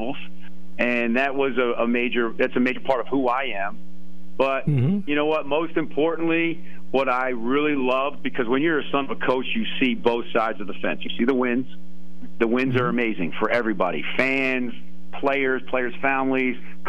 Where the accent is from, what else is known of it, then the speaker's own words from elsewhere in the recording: Albany, New York, United States; When I was born in Albany, New York, my father was the head coach at Siena.